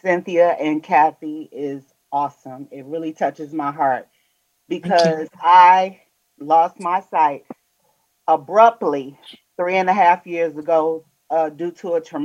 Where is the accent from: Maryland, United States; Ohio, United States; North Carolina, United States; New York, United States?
New York, United States; New York City; now in Michigan, United States; I was born in New York